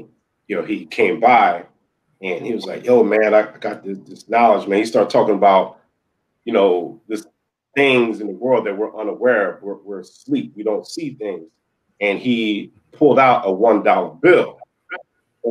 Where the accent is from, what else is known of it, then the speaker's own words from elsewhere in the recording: Philadelphia, Pennsylvania, United States; also born or lived in Delaware; my hometown was Philly